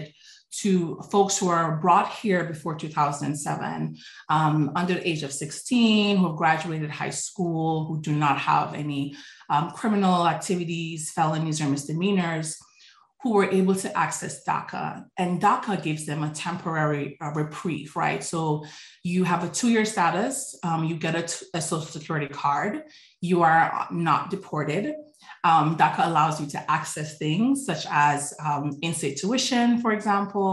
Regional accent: New York City, New York, United States; also born or lived in Jamaica; growing up in Brooklyn, New York

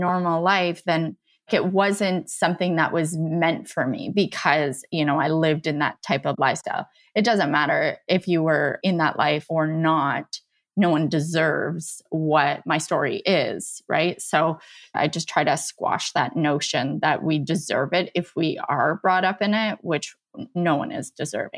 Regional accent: St. Eustache, Manitoba, Canada; born or raised there; now in Niagara region, Canada

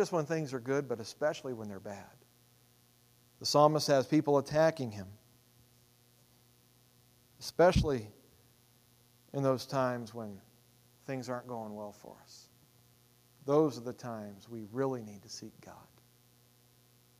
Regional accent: United States; I'm an American.

